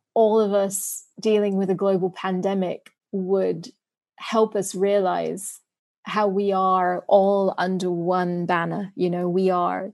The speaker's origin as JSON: {"language": "English", "country": "United Kingdom", "tie": "born or raised there", "also_born_or_lived": "London / New York", "moved": "as an adult", "lives_now": "Singapore", "said": "as a British person who grew up in the UK, who's lived in the US"}